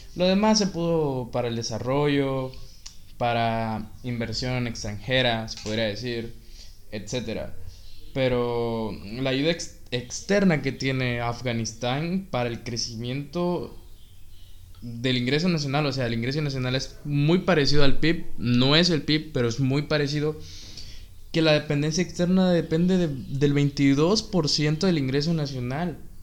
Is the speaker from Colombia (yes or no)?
no; Mexico; Somos 126 millones de mexicanos